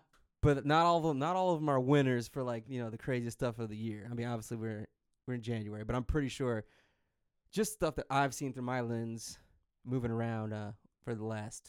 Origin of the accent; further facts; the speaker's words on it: Detroit, Michigan, United States; I'm from Detroit